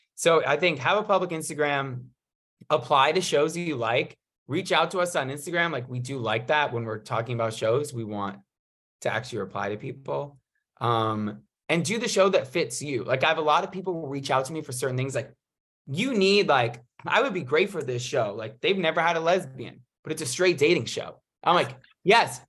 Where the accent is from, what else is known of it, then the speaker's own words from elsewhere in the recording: New York, United States; moved away as an adult; now in Los Angeles, United States; I live in L A, from New York, came out here for college